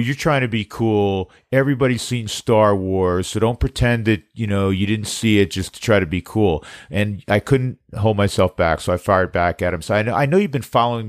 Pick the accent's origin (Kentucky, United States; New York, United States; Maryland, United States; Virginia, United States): New York, United States; moved away; I grew up in New York